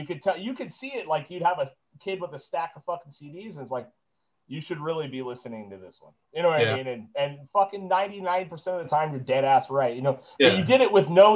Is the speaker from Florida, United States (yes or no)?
no; Ventura, California, United States; I grew up in Montalvo